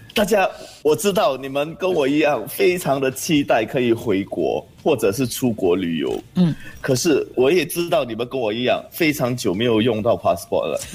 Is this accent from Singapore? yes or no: yes; Singapore; also born or lived in Johor, Malaysia; 我们新加坡旅客